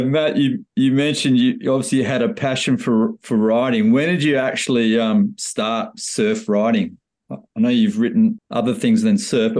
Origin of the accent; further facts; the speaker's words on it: Perth, Western Australia, Australia; also born or lived in Yallingup, Western Australia; I grew up in Perth, but, you know, moved down to the Yellingup region later in life.